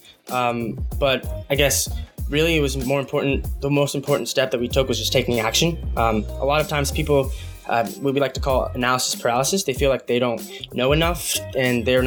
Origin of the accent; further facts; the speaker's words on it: United States; also born or lived in Guatemala (mother's origin); I'm first generation. So I just kind of looked at all the opportunities I have here